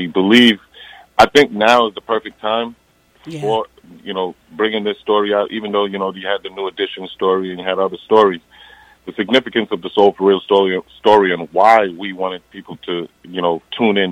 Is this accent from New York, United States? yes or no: yes; Eastern Long Island, New York, United States; we're from Eastern Long Island, so we were definitely, you know, we didn't grow up in the like pro black area. We went to school predominantly, you know, white